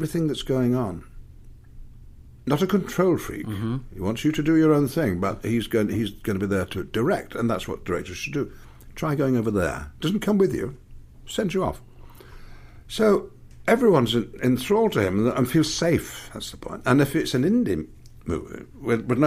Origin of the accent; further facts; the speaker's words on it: England, United Kingdom; I'm English